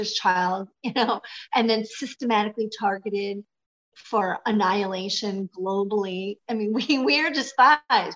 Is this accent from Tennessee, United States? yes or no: no; Michigan, United States; I'm from Michigan